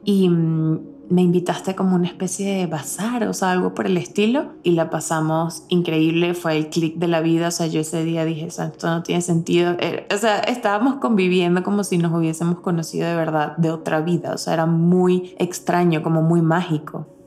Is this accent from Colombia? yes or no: no; Venezuela; moved away; nosotras como venezolanas